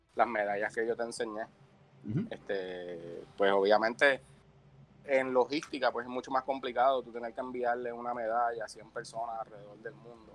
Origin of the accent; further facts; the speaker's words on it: Puerto Rico; soy el único puertorriqueño en el programa